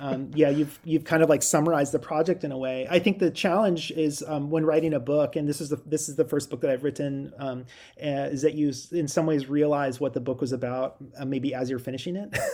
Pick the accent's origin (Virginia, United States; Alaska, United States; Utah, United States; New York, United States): Alaska, United States; Girdwood; moved away; I grew up in Alaska. I guess that's the way I sort of describe myself. Um, and, um, specifically, I grew up in Girdwood.